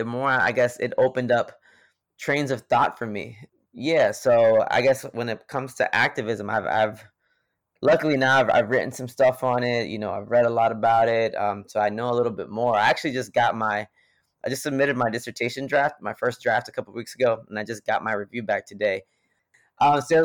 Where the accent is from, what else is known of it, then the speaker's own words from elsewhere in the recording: Greensboro, North Carolina, United States; I'm from Greensboro, North Carolina